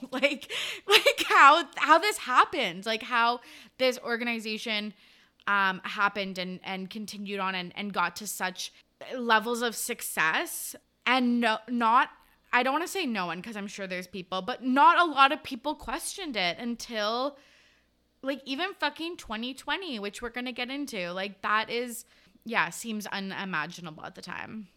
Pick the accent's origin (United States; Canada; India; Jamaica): Canada; Kamloops, British Columbia; my hometown, Kamloops